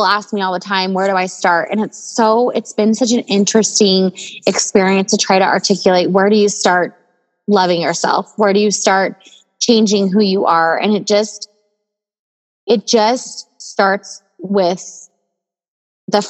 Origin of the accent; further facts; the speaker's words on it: Provo, Utah, United States; moved away as an adult; also born or lived in Southern California; We currently live in our hometown of Provo, Utah.